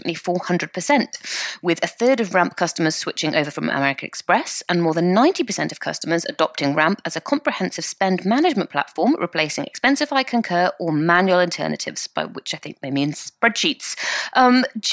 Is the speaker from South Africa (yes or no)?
no; United Kingdom; I'm British